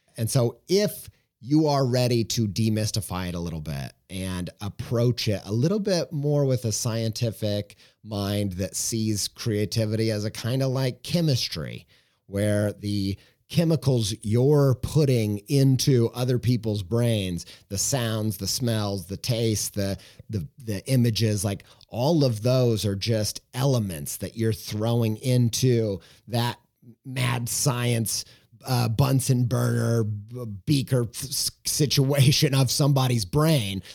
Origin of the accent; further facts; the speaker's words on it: Southern Indiana, United States; I'm from Southern Indiana